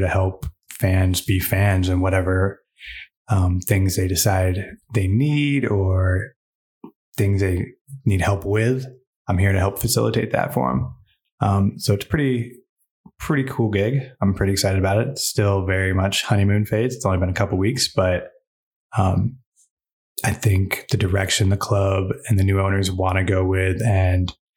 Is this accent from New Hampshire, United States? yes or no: yes; New Hampshire, United States; moved away as an adult; now in Utah, United States; I'm from New Hampshire, from New England.